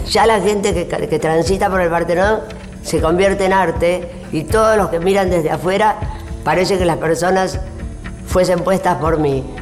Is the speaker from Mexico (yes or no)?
no; Argentina; also born or lived in Paris / New York; es mi patria y es mi tierra. Eh. Y nací acá y me encanta. este país me parece divino.